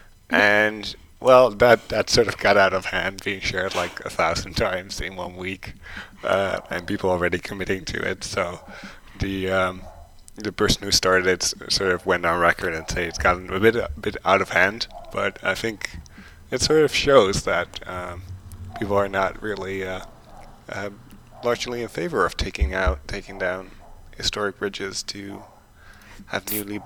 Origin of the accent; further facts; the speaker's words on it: Netherlands; moved away; the Netherlands, my home country, or the country I was born